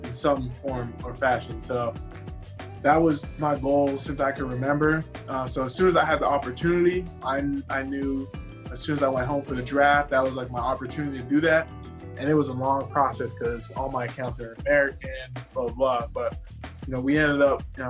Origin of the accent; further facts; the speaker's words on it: Abbotsford, British Columbia, Canada; moved away as an adult; also born or lived in Surrey, British Columbia; now in United States; my hometown, I was born in a city called Surrey, grew up in a city called Abbotsford, which is all right outside of Vancouver, British Columbia, and I only came to the States for school.